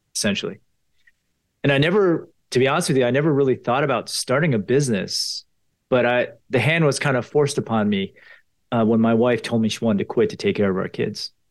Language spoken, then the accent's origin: English; Potomac, Maryland, United States; I grew up in Potomac, Maryland